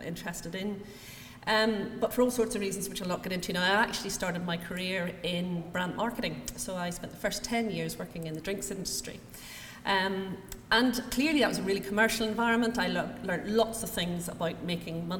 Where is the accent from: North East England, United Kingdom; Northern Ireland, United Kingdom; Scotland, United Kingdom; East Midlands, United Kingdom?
Northern Ireland, United Kingdom; accent: Northern Irish; I'm born and educated in Northern Ireland